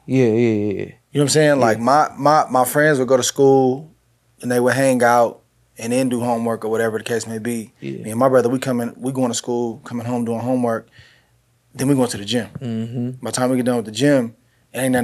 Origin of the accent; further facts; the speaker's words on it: Northern California, United States; I grew up in Northern California